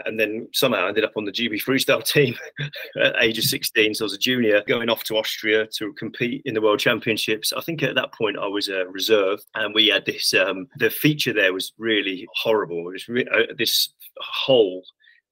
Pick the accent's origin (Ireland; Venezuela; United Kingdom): United Kingdom; London; I grew up in South London